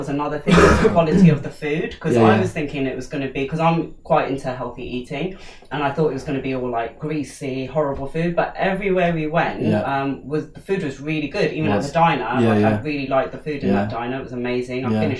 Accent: United Kingdom; me as a British person

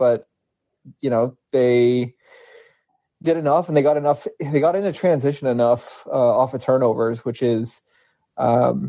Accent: New England, United States; growing up in New England and having been surrounded by Celtics fans my whole life

